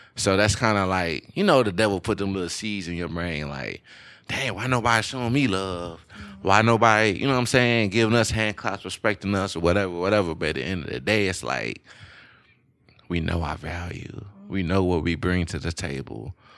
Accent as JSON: {"language": "English", "region": "Louisiana", "country": "United States", "said": "I'm from Louisiana. I feel like I don't have any accent, but a lot of people still say I have an accent."}